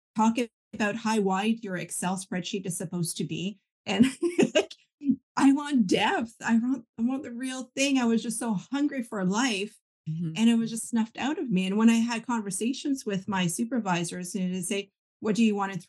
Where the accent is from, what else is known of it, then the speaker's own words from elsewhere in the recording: Canada; I grew up French Catholic, and that's a very tight-knit community because we're minorities, right? Most of Canada being English.